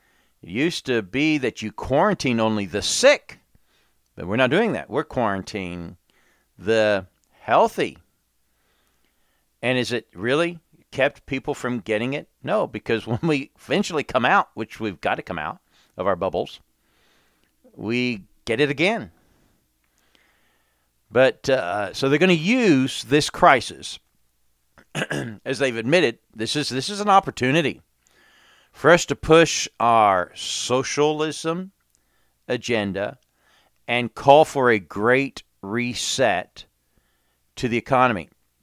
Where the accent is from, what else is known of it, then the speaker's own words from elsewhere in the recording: England, United Kingdom; when I grew up in England, we had storms and snow